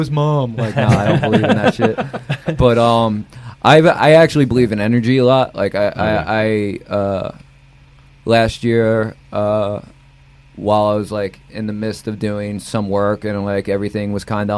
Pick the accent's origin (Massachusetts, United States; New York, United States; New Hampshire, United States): New York, United States; New York City; the building I grew up in Queens.